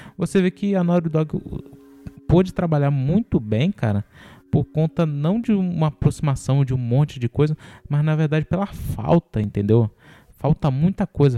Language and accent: Portuguese; Rio de Janeiro, Brazil; eu sou do Rio